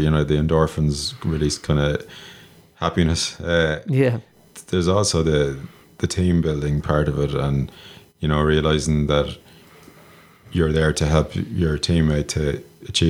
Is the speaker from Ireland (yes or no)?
yes; Galway, Connacht, Ireland; moved away; I come from Galway, and I went to St. Gerardus College in Tuam